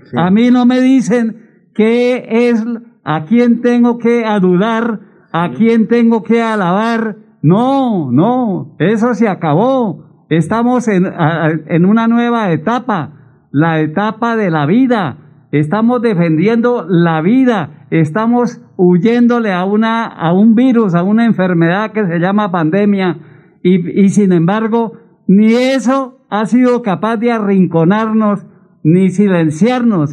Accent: Piedecuesta, Santander, Colombia

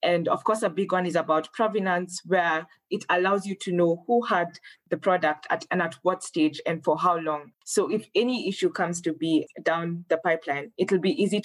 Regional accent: Kenya; moved away as an adult; now in Rwanda; I'm Kenyan, but I'm currently studying at the African Leadership University in Rwanda

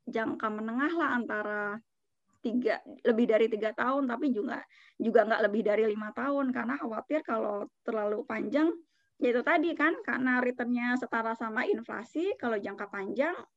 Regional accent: Jakarta, Indonesia; aku orang Jakarta temanku orang Bogor gitu

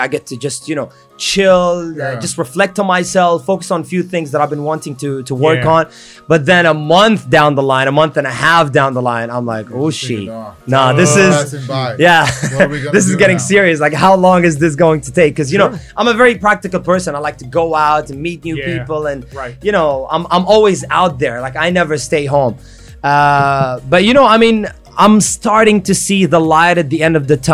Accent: Abu Dhabi, United Arab Emirates; I was born and raised in Abu Dhabi

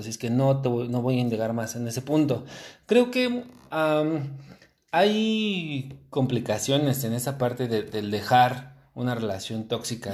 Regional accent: Mexico; como normalmente mexicanos somos

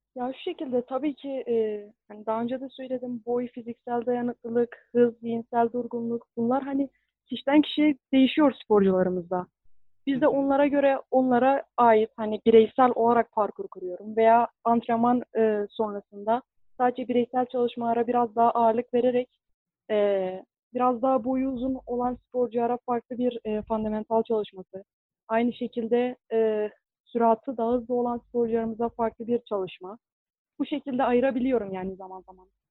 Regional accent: Gaziantep, Turkey; moved away as an adult; now in Iğdır, Turkey; ben 1999 Gaziantep doğumluyum. İlkokul ve lise dönemimi yine Gaziantep'te tamamladım.

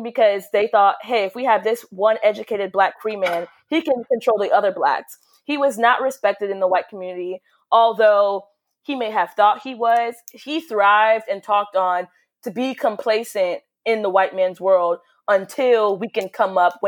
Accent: Polk County, Florida, United States; I'm from Polk County, Florida.

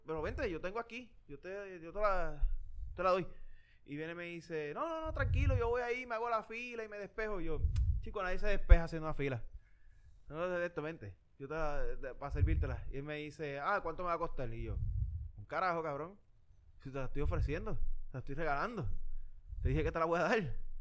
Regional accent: Yauco, Puerto Rico; moved away; Me, crié ahí toda la vida

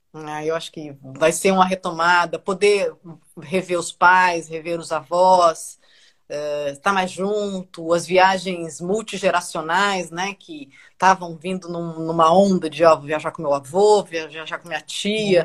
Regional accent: Brasília, Federal District, Brazil; moved away as an adult; also born or lived in São Paulo; Eu nasci em Brasília, sou jornalista profissional desde sempre

